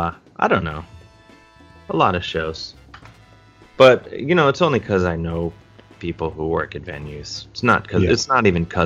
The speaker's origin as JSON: {"language": "English", "town": "University Heights", "region": "Ohio", "country": "United States", "tie": "born or raised there", "said": "where I grew up in University Heights."}